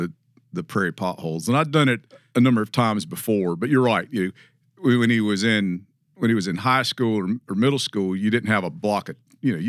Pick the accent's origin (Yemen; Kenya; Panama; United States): United States; the South; But, you know, we grew up in the South where this idea of just walking on somebody's land, that is not in our experience.